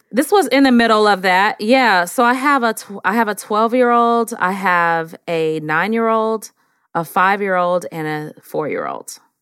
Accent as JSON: {"language": "English", "town": "San Francisco", "region": "California", "country": "United States", "moved": "yes", "lives_now": "Atlanta, United States", "said": "I am actually from San Francisco, California."}